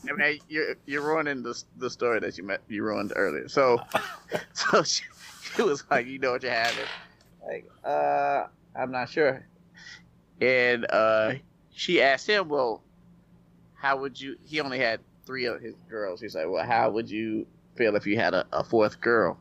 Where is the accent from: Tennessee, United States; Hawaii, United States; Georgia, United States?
Tennessee, United States; Nashville; I'm from Nashville